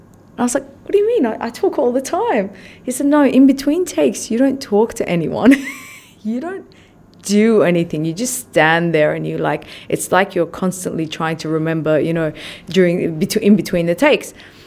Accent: Australia; also born or lived in Iran; I grew up in Australia. Yep.

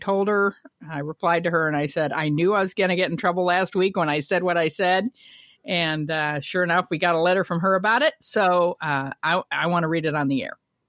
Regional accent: South Bend, Indiana, United States; I grew up in South Bend, Indiana, home to Notre Dame University.

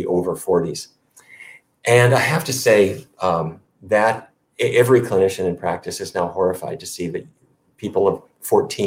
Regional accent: Fargo, North Dakota, United States; I grew up in Fargo, North Dakota.

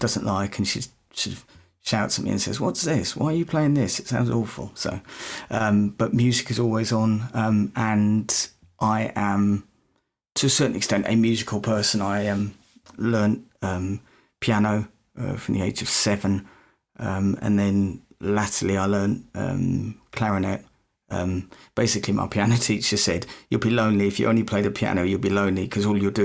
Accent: United Kingdom; probably can tell by the accent, I'm not from Canada, not from America, I'm from the UK

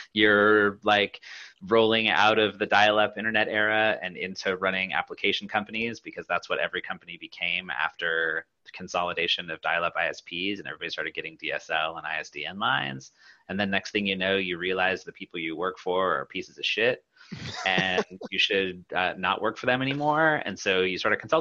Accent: Pacific Northwest, United States; I grew up in the Pacific Northwest

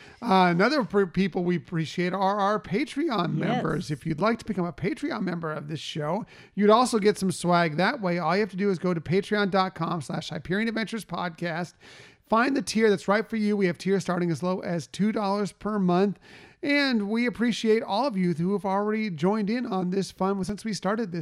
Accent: San Diego, California, United States; Look, we're from San Diego.

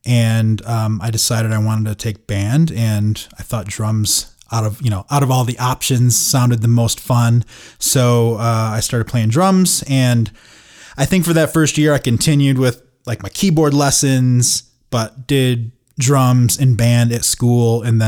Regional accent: Saginaw, Michigan, United States; So I grew up in Saginaw, Michigan, which is, you know, kind of like a middle-sized town

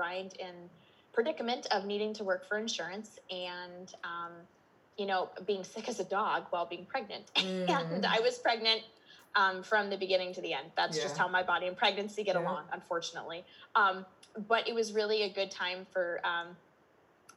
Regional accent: Minnesota, United States; I'm in Minnesota, if my accent didn't give me away already. I'm born and raised.

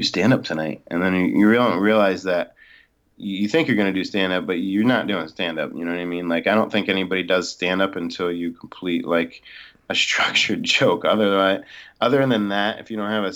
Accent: New Jersey, United States; moved away as an adult; also born or lived in Florida; I'm from South Jersey near Philadelphia. So I grew up a Phillies fan and a little bit of Eagles, but yeah, South Jersey, born and raised

